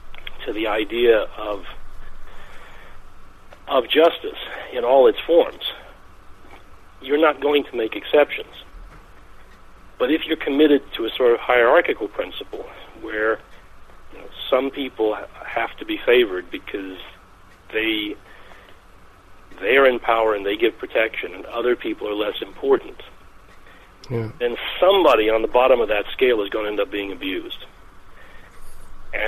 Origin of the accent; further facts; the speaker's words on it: Georgia, United States; I was born in Georgia and was living in Georgia when J.B. Stoner was a candidate for governor.